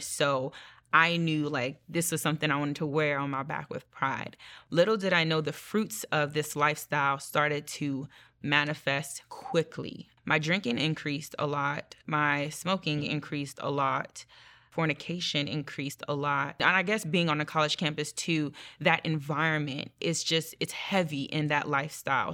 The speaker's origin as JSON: {"language": "English", "country": "Nigeria", "said": "I'm Nigerian, so religion is a big thing in our, um, culture"}